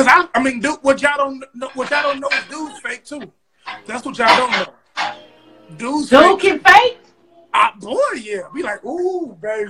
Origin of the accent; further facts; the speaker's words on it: West Coast, United States; I'm from the West Coast.